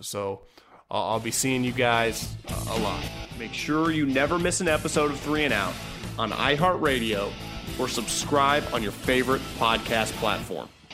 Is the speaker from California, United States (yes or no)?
yes; Northern California, United States; moved away as an adult; also born or lived in Philadelphia; born and raised in Northern California